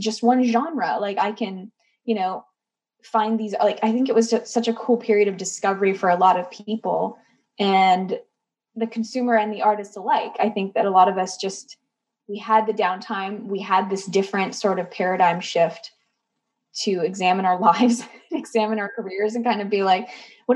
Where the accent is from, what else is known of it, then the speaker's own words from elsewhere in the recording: Canada; moved away as an adult; now in Nashville, United States; I'm Canadian